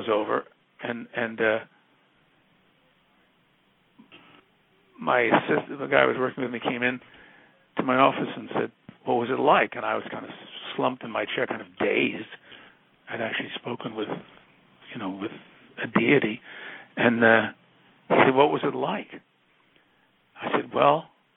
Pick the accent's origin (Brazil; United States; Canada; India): United States; New York; I'm from New York